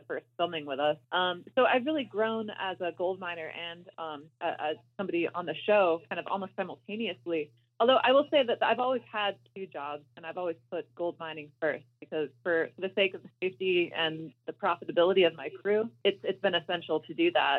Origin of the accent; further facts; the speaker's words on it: Alaska, United States; I grew up in Alaska